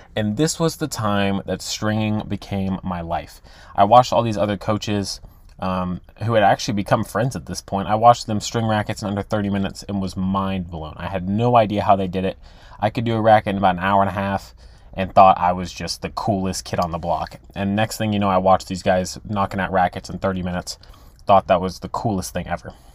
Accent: Texas, United States; I'm from Texas

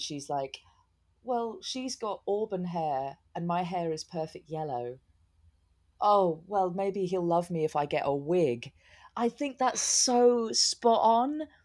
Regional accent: Newbury, South East England, United Kingdom; moved away; also born or lived in London; This tiny little place called, um, Newbury

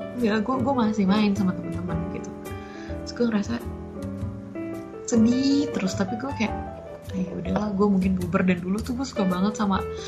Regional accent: Jakarta, Indonesia; lahir besar di Jakarta mm-hmm. uh, di pinggir di Cibubur ya, gue ya. lahir di Menteng terus um, tinggal gue di Cibubur dari gue kecil

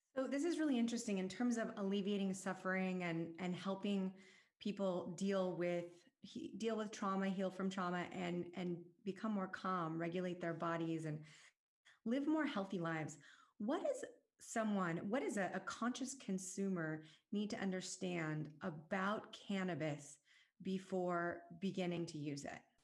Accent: Southern California, United States; I grew up in Southern California

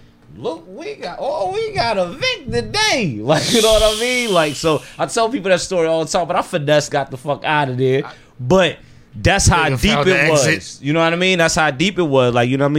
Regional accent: United States; I'm from the Ville. I'm from Somerville.

